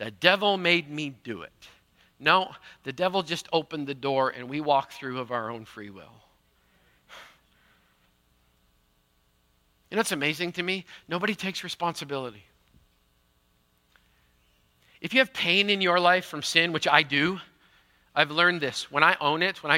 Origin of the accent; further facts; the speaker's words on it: Manitoba, Canada; I grew up in Manitoba